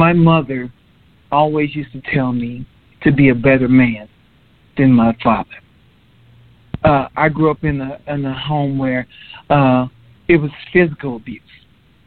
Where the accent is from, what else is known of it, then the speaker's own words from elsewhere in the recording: Los Angeles, California, United States; now in Texas, United States; I'm currently in Texas, but I was born and raised in California, Los Angeles